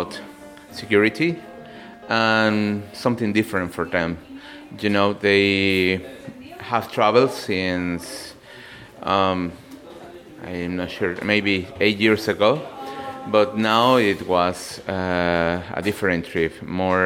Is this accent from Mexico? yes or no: yes; Mexico; English is a second language; I'm from Mexico, and I came with Cosmo Educación